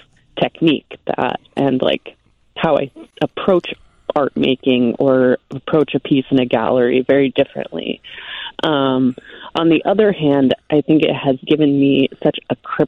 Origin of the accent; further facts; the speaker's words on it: Portland, Oregon, United States; moved away as an adult; now in Chicago, United States; I'm from Portland, Oregon. It was a hippie school over there